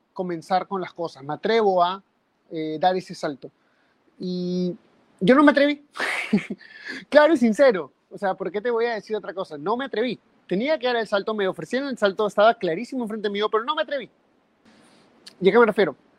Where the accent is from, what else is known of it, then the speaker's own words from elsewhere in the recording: Peru; en mi país, en Perú